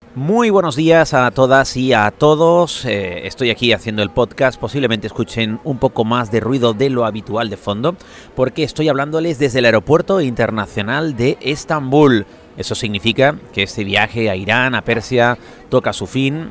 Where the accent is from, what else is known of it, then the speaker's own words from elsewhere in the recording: Spain; somos de España, España